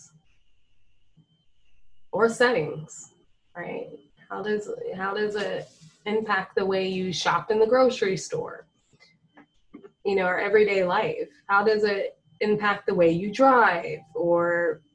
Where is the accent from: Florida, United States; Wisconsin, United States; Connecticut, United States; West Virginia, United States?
Florida, United States; moved away; I'm originally from Florida